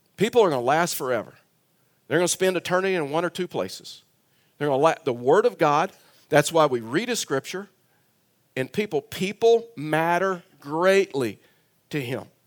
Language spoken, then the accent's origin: English; South Texas, United States; moved away; I was born and raised in South Texas